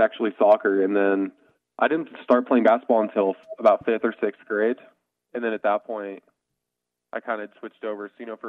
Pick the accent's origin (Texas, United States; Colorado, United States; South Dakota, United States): Colorado, United States; Colorado Springs; Yes, sir. Colorado Springs, Colorado.